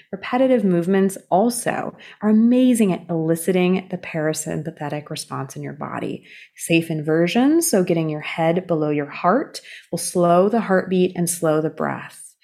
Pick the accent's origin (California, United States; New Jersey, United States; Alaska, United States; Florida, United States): California, United States; when I was growing up in California